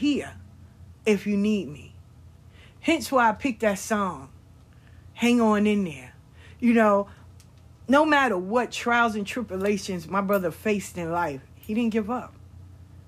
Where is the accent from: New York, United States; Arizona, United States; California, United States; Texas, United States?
New York, United States; we grew up in New York.